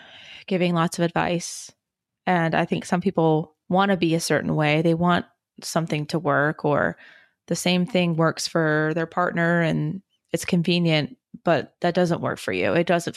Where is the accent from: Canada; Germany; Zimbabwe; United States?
Germany; born there; I was born in Germany.